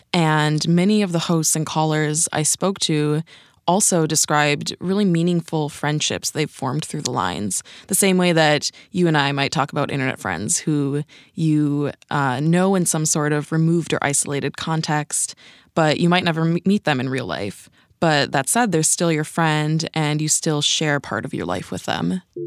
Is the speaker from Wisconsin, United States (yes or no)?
yes; Wisconsin, United States; I am from Wisconsin, and I think that automatically separates me from a lot of Americans in that I know who the Hmong people are. I grew up around Hmong folks